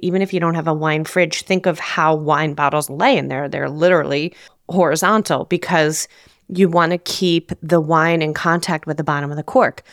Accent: New Jersey, United States; growing up in New Jersey

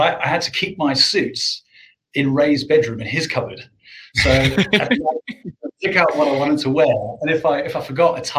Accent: South Africa; moved away as an adult; now in United Kingdom; I grew up in South Africa

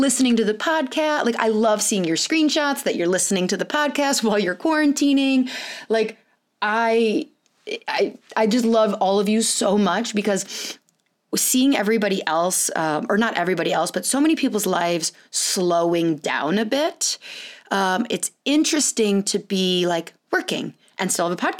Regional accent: California, United States; moved away; I was born in California, lived there for multiple years, and went back and would spend like a lot of my summer there for multiple years to visit my dad

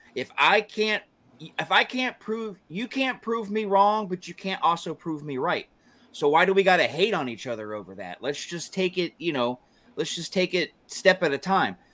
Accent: Georgia, United States; I was born and raised in Georgia.

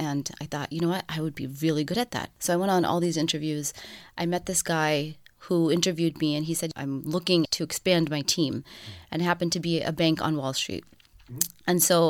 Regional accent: Punjab, India; moved away; So I'm North Indian. I'm Punjabi. My dad, you know, he's a self-made man. We immigrated from India, and he came alone for a while.

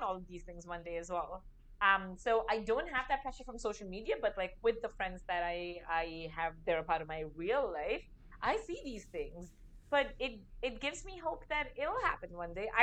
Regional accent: India; moved away as an adult; I'm a 31-year-old Indian woman

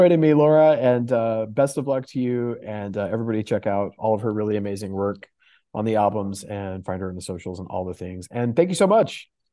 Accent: Houston, Texas, United States; moved away; I grew up in Houston

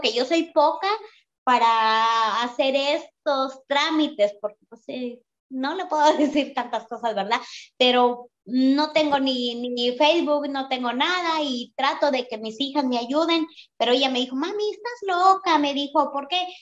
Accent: Mexico; now in Phoenix, United States; vivo en Phoenix, pero yo soy mexicana

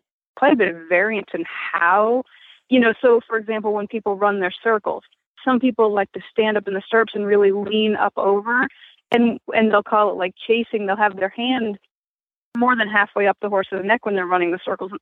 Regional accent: Maine, United States; moved away; I grew up in Maine

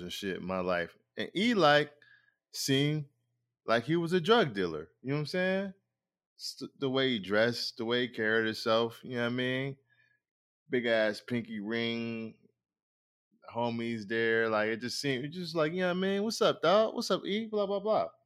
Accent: Rochester, New York, United States; I'm originally from Rochester, New York

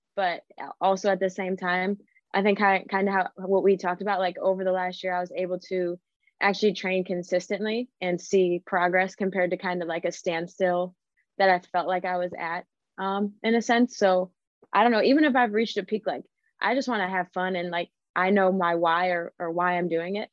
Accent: Cleveland, Ohio, United States; I grew up in Cleveland, Ohio. That's where I'm from

